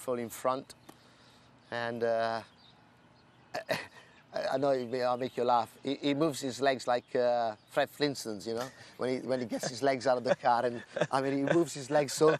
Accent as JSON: {"language": "English", "town": "Newmarket", "region": "East of England", "country": "United Kingdom", "said": "I'm from Newmarket"}